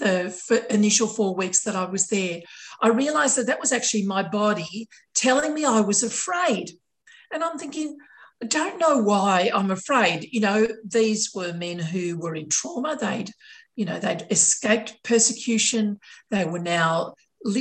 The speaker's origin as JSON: {"language": "English", "town": "Sydney", "region": "New South Wales", "country": "Australia", "tie": "born or raised there", "said": "My area of Sydney, largely white, very monocultural, very conservative"}